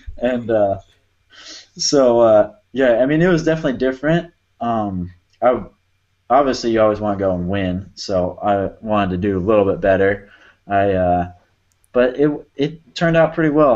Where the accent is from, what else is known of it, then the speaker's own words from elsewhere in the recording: Arizona, United States; growing up in Arizona, we got a lot of sand